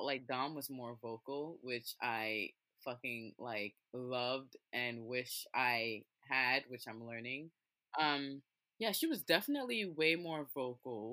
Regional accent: New York City, New York, United States; I grew up in Brooklyn, went to a Brooklyn school

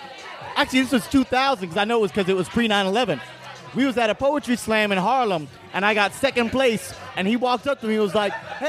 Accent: St. Croix, U.S. Virgin Islands; moved away as an adult; I grew up in St. Croix in the U.S. Virgin Islands

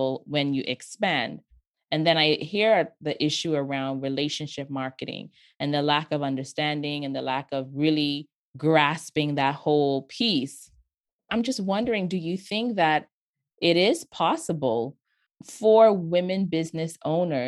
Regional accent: Bahamas; I grew up in the Bahamas

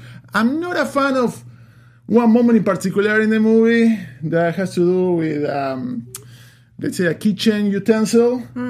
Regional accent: Uruguay; moved away; I'm from Uruguay, South America

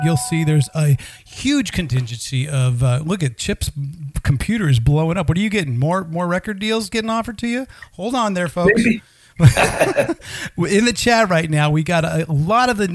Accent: outside of San Francisco, Northern California, United States; I grew up in Northern California, outside of San Francisco

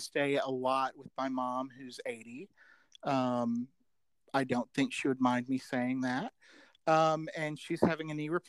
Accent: Birmingham, Alabama, United States; moved away as an adult; also born or lived in Chicago, Illinois / Georgia; I'm from Birmingham

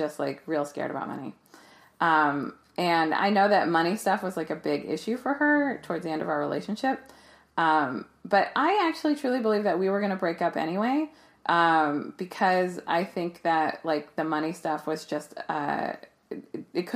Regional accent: Bay Area, California, United States; moved away as an adult; also born or lived in Philadelphia, United States / Camden, New Jersey, United States / Jersey City, United States / Brooklyn, New York, United States; now in Los Angeles, United States; I grew up in the Bay Area. I moved to Philly when I was 21

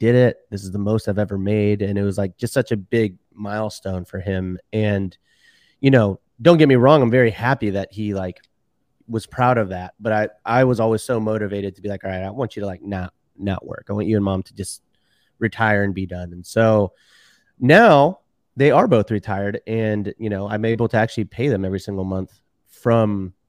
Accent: Houston, Texas, United States; born and raised in Houston, Texas. And, my parents were actually Mexican immigrants and my dad was a doctor in Mexico.

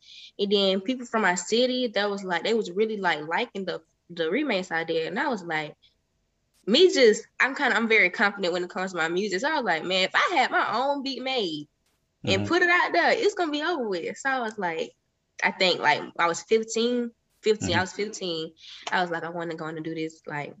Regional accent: Millersville, United States; because I'm not from Atlanta, but I feel like you're right there where everything is at, with all the people. Like a lot of people that's from Atlanta know a lot of big people that's from Atlanta because they're from the same space. Like I'm from Millersville.

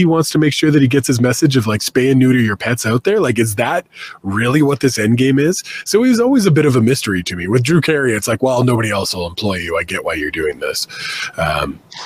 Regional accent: Canada; being Canadian always made it tough.

